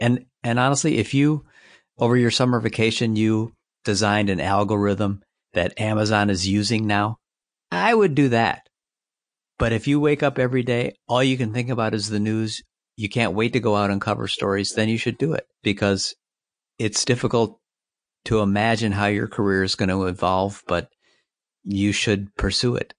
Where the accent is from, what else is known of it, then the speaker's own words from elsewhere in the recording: United States; Being an American